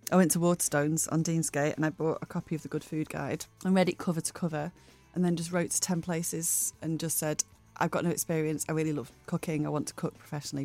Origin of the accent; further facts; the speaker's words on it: Bury, North West England, United Kingdom; moved away as an adult; also born or lived in Lake District / United States / Bray; now in Manchester, United Kingdom; I was born in Bury, uh, Fairfield Hospital, and grew up, I lived in Bury till I was, um, well, till I was eighteen